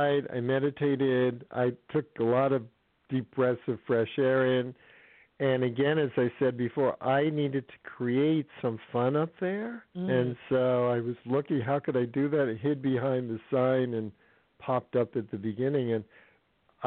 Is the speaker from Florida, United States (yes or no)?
no; California, United States; I'm from California